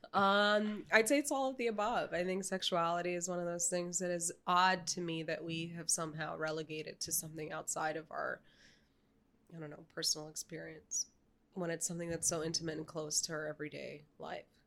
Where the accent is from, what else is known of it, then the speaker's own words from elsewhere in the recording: New York City, New York, United States; I grew up in New York City